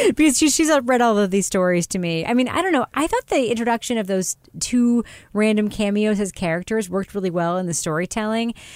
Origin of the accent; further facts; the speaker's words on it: Long Island, New York, United States; I grew up on Long Island, New York